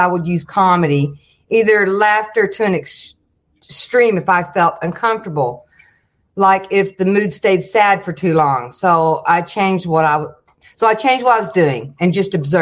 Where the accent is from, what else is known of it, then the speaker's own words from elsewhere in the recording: the Bible Belt, United States; I grew up in the Bible Belt